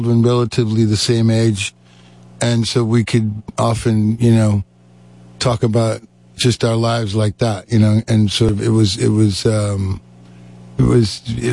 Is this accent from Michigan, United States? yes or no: yes; Detroit, Michigan, United States; I grew up in Detroit